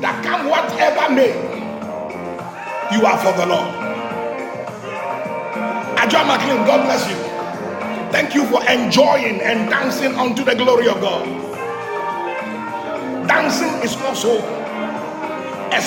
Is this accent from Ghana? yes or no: yes; Ghana; I'm a local man. I'm from Ghana.